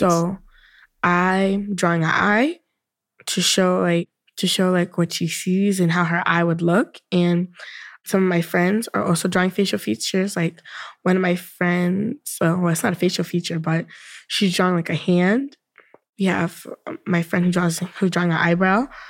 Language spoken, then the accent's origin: English; New York City, New York, United States; I am also from Brooklyn